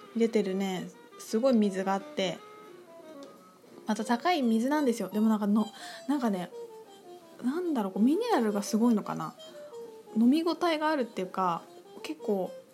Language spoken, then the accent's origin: Japanese; Aichi, Japan; 私愛知県で育ったんですけど